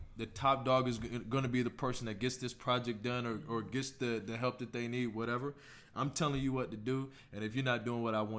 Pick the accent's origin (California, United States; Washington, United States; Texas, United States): Texas, United States; Houston; Born and raised in Houston, Texas.